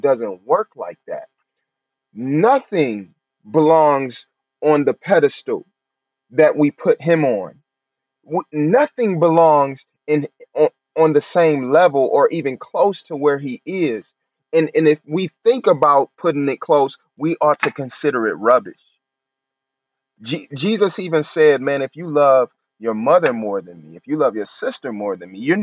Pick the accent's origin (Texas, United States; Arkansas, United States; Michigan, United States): Michigan, United States; Detroit; I'm from Detroit, born and raised